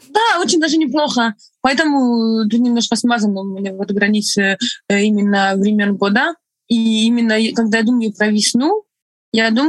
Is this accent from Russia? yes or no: no; Estonia; first language Estonian; Russian is a second language; Мой первый язык не русский, мой первый язык эстонский. Угу. Русский, наверное, мой третий язык.